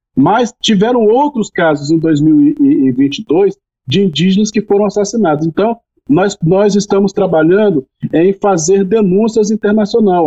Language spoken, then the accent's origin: Portuguese; Espírito Santo, Brazil; Lá no Espírito Santo, onde é a minha região, inclusive, né, na minha aldeia